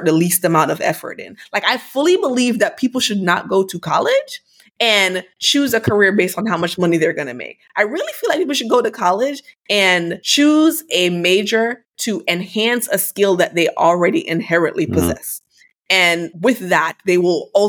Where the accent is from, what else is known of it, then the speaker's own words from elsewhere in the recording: Jamaica; moved away as an adult; now in United States; Growing up in Jamaica